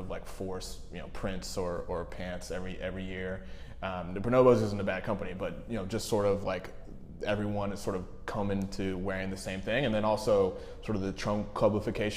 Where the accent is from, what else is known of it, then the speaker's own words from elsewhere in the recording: Cincinnati, Ohio, United States; moved away; also born or lived in New York; I grew up in Cincinnati, Ohio